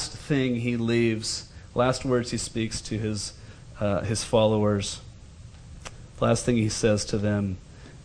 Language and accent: English; United States; also born or lived in Scotland; I'm from America with money